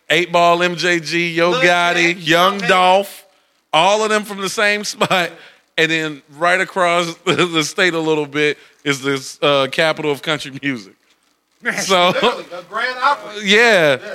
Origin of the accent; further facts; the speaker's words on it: the South, United States; I'm from the South.